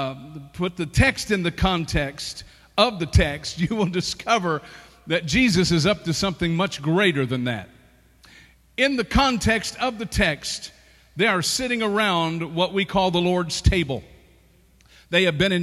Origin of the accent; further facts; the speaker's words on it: the South, United States; I'm from the South